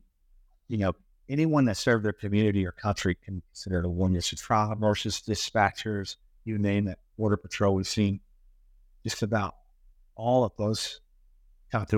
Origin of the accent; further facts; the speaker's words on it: Bandera, Texas, United States; a facility in my hometown where I live, where I grew up, but where I live currently, and chose to, put a root slot after retirement, Bandera, Texas